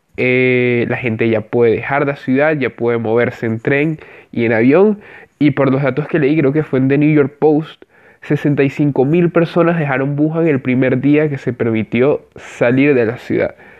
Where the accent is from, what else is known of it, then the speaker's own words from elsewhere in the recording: Venezuela; soy venezolano